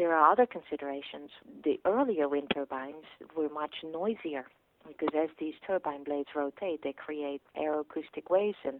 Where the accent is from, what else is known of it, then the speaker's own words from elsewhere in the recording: Netherlands; now in Stanford, United States; where I grew up in the Netherlands, a pretty windy place because we're right on the peninsula and close to the sea.